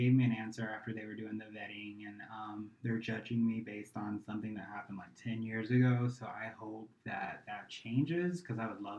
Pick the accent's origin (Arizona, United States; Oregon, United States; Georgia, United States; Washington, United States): Georgia, United States; Carrollton; born there; And I was actually born outside of Atlanta, Georgia, in a really, really small town called Carrollton, Georgia.